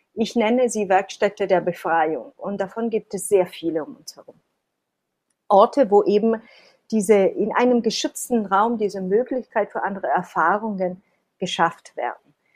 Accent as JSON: {"language": "German", "country": "Italy", "said": "Ich bin Italienerin"}